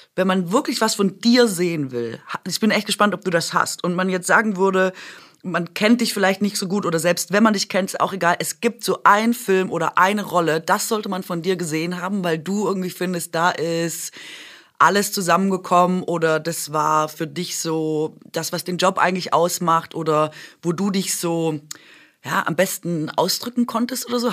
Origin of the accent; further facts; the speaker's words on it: Swabia, Germany; ich bin doch Schwäbin